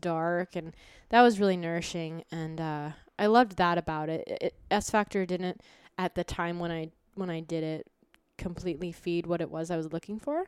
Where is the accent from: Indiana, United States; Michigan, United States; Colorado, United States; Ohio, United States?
Colorado, United States; Boulder; now in New York, United States; I'm from Boulder